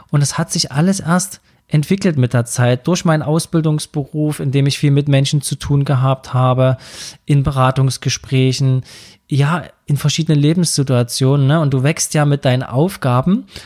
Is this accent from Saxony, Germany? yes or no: yes; Saxony, Germany; accent: Saxon; kann ich meinen sächsischen Dialekt hier anbringen.